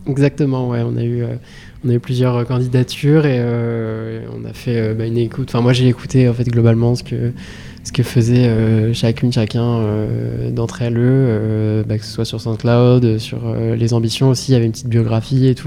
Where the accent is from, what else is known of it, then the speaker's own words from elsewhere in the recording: Rouen, Normandy, France; j'ai 21 ans, je viens de Rouen